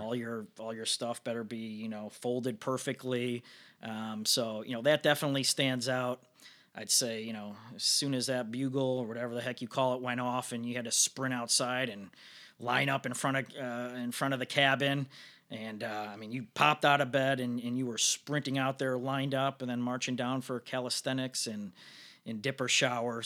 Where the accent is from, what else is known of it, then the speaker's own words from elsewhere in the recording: Northbrook, Illinois, United States; I was from Northbrook